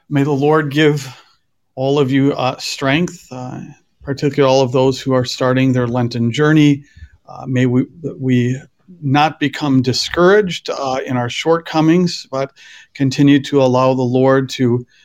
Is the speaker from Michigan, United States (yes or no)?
no; Wisconsin, United States; also born or lived in Philadelphia; now in Western New York, United States; I grew up in Wisconsin